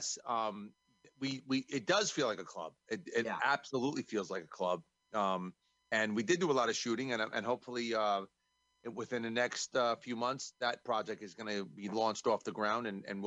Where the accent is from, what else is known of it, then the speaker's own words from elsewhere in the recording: New York, United States; I'm from New York.